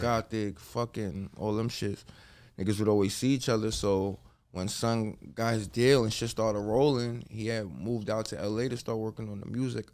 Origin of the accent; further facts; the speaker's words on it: Bergen County, New Jersey, United States; moved away as an adult; now in Los Angeles, United States; I'm from Bergen County